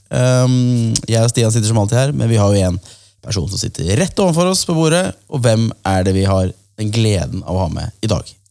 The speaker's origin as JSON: {"language": "Norwegian", "town": "Kolbotn", "region": "Akershus", "country": "Norway", "said": "Prinsdal er jo steinkast unna der jeg er fra, Kolbotn"}